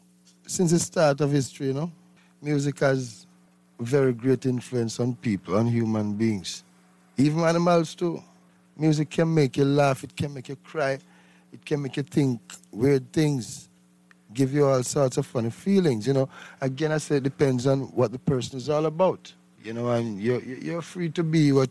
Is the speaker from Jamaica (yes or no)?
yes; Saint Mary, Jamaica; In the countryside, St. Mary.